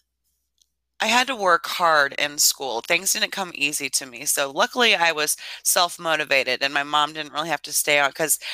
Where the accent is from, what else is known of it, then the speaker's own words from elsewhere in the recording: Lincoln, Illinois, United States; also born or lived in Idaho; I was raised in a small town in Illinois, central Illinois. My hometown is Lincoln, Illinois